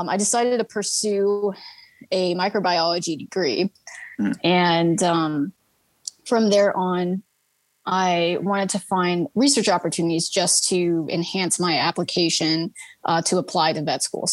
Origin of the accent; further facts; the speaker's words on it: Fishers, Indiana, United States; I was born and raised in Fishers, Indiana. And I am actually still currently here